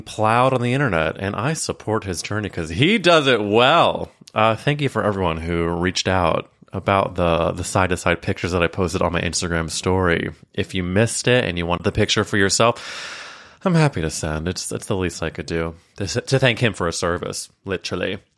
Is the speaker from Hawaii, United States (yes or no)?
no; Missouri, United States; Missouri, my home state.